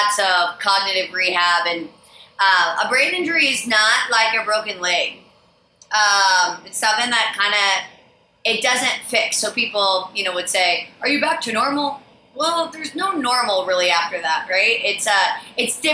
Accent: Iowa, United States; now in Austin, United States; I hail from Iowa, small little town in Iowa

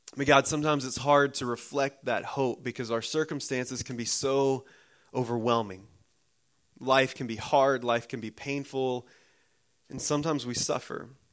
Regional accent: United States; as American Christians

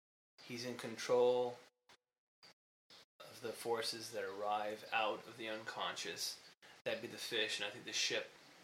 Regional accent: Ohio, United States; moved away; it happens in Ohio, my hometown.

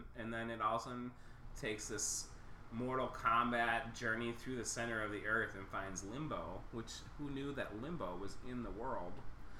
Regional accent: Minnesota, United States; moved away; we are from the Midwest and Minnesota, and we can't really do the accent that well.

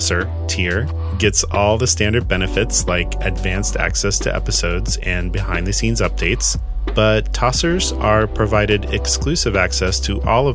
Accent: Kansas, United States; I was growing up in Kansas in the 1980s

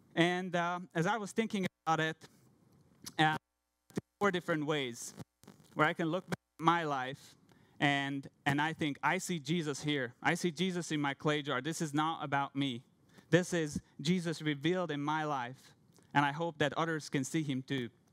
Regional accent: Hungary; English is a second language; moved away as an adult; I'm from Hungary. I'm from a Christian family. I grew up in a pastor's family.

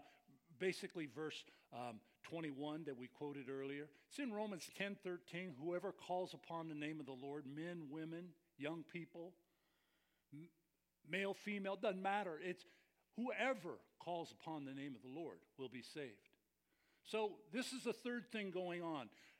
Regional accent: Scotland, United Kingdom; I'm Scottish. I'm cheap.

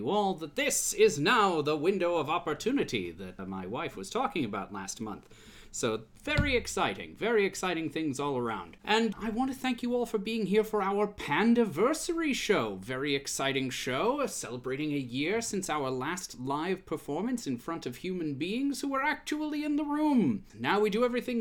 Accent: Michigan, United States; Growing up in Michigan, we had the Farmer's Almanac

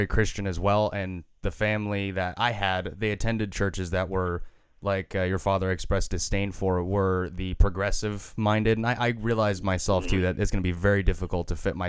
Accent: United States; I was born in America

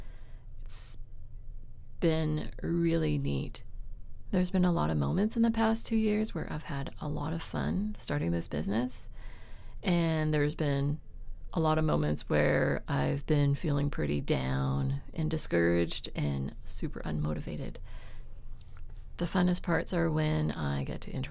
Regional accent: Richmond, British Columbia, Canada; where I was raised in Richmond in a middle-class neighborhood

